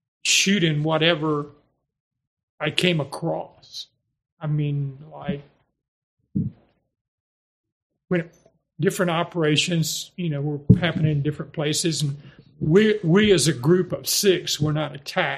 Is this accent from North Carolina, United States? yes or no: yes; Hatteras, North Carolina, United States; I was born in Hatteras Village